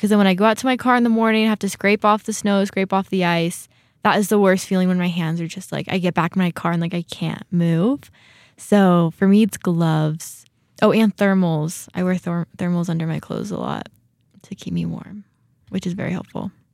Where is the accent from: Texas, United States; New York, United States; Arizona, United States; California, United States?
California, United States; moved away as an adult; now in Rexburg, United States; I grew up in California too.